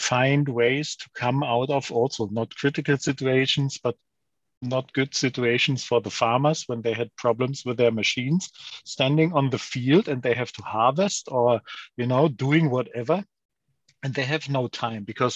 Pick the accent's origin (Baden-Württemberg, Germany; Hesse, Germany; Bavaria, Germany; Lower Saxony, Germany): Lower Saxony, Germany; now in St. Leon-Rot, Germany; I'm more like someone from Lower Saxony, from the northern of Germany